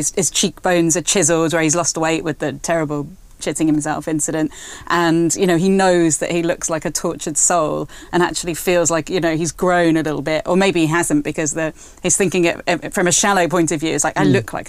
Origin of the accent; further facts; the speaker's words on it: United Kingdom; I'm British